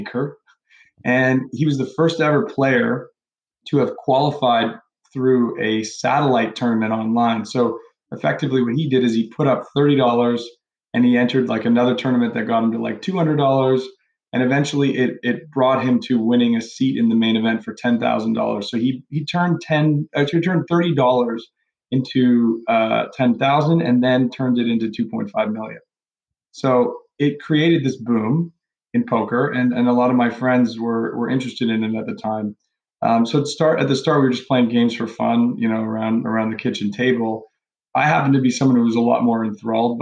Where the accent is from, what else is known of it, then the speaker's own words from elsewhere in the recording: Toronto, Ontario, Canada; I grew up in Toronto, went to school in Toronto, eventually went to McGill University